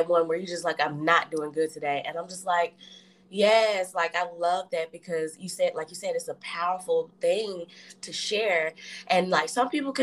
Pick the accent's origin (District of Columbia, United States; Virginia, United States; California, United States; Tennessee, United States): Tennessee, United States; I'm from the south, so I'm from Tennessee